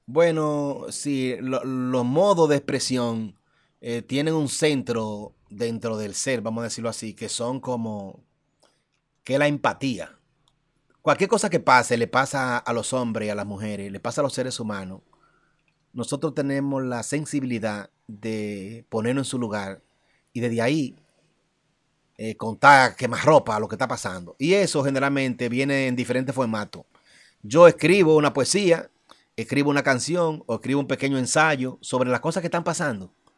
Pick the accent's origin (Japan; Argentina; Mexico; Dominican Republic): Dominican Republic; yo no me siento dominicano, yo soy dominicano